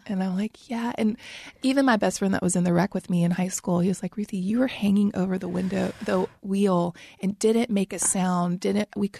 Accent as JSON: {"language": "English", "town": "St. Francisville", "region": "Louisiana", "country": "United States", "tie": "born or raised there", "moved": "as an adult", "lives_now": "Nashville, United States", "said": "I grew up in St. Francisville, Louisiana"}